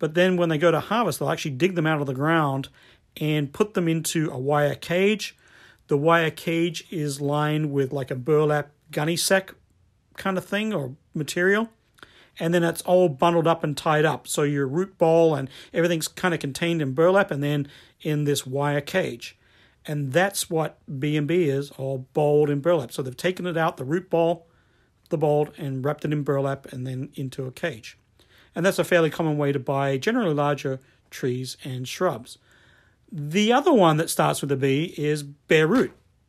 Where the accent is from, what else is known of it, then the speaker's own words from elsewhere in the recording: Australia; moved away as an adult; now in United States; I remember the first time I came to the US from Australia and I was working at a garden shop or a garden center